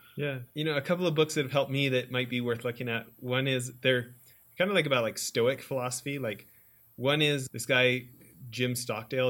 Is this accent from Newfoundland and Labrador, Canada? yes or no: no; Alberta, Canada; moved away as an adult; also born or lived in Orange County, California; i'm from alberta